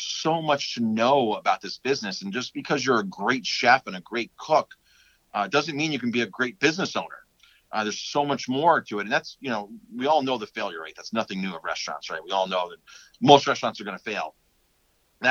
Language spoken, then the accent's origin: English; Ellenville, New York, United States; moved away as an adult; also born or lived in Colorado / Westchester County; I grew up here. My wife grew up here